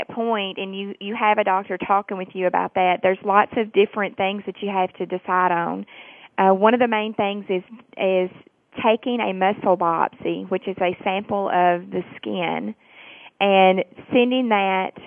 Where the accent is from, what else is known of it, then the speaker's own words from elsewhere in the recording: Tennessee, United States; accent: southern; I am from Tennessee